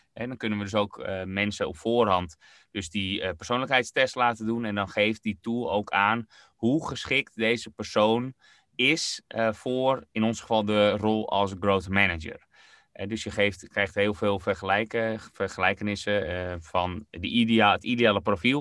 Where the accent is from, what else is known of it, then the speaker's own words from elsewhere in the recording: Netherlands; als Nederlanders